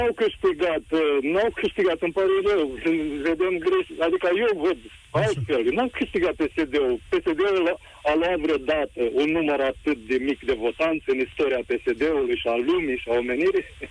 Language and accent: Romanian; Romania; Ca român